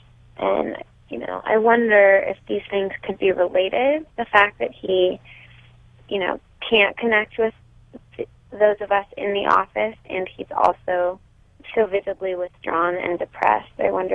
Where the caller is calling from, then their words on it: Manhattan Beach, California, United States; I'm calling from Manhattan Beach today.